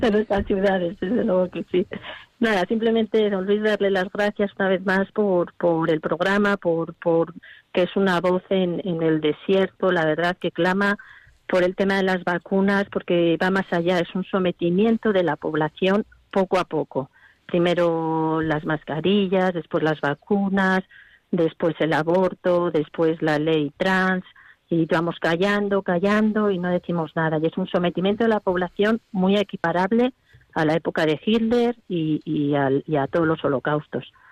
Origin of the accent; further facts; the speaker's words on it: Segovia, Castile and León, Spain; now in Madrid, Spain; yo realmente soy de Segovia, pero estoy en Madrid